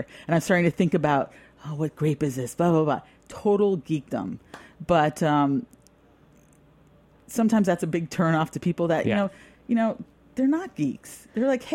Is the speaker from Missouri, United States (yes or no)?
no; New York, United States